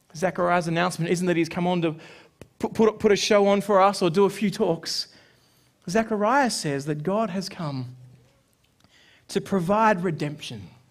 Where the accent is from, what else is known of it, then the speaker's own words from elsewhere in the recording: Sydney, New South Wales, Australia; growing up in Sydney